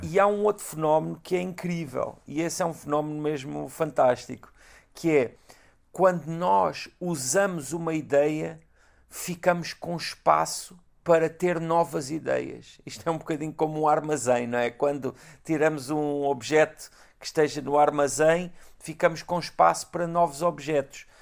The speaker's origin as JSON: {"language": "Portuguese", "town": "Galveias", "region": "Alentejo", "country": "Portugal", "tie": "born or raised there", "said": "Galveias, como não podia deixar de claro. ser a minha terra"}